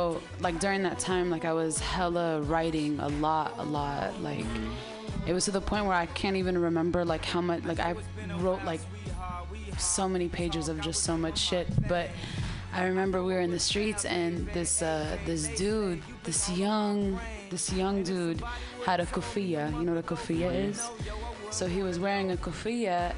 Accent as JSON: {"language": "English", "town": "Oakland", "region": "California", "country": "United States", "said": "I'm from Oakland"}